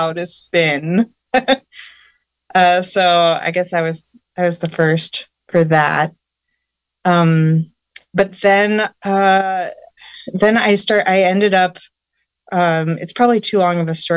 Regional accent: Southern California, United States; moved away as an adult; also born or lived in Oakland / Bodega Bay; now in Potter Valley, United States; I grew up in Southern California, actually, in kind of a suburban sort of background.

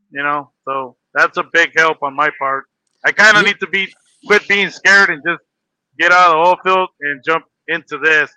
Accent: Los Angeles, California, United States; now in Las Vegas, United States; I was born in Los Angeles, California

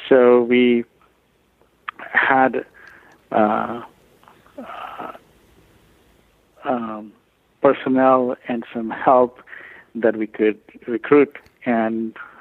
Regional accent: India; moved away as an adult; now in Louisiana, United States; I come from India originally

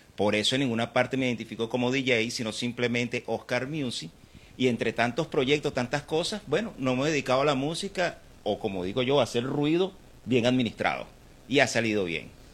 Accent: Caracas, Capital District, Venezuela; moved away; soy venezolano y nacido en Caracas

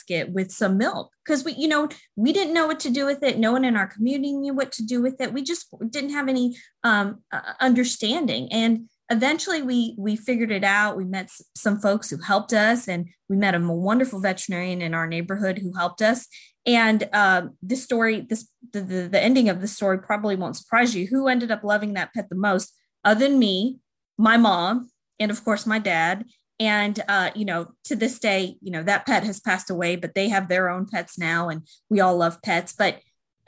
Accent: Houston, Texas, United States; also born or lived in Massachusetts; I am from Houston, Texas, born and raised here.

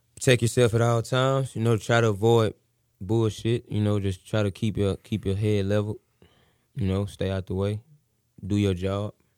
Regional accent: Missouri City, Texas, United States; I'm from the Mo

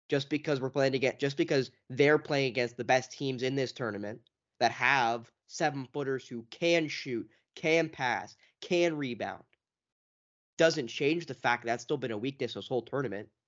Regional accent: Canada; which is why, as a Canadian fan, I'm a little upset about it

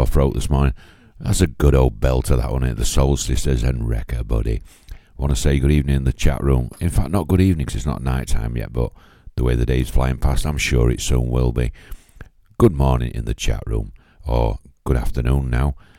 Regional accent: Yorkshire and the Humber, United Kingdom; I'm from Yorkshire

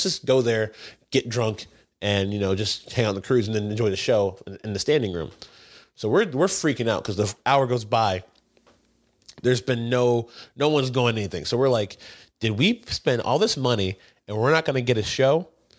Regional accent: United States; I'm American. Yeah. I'm American.

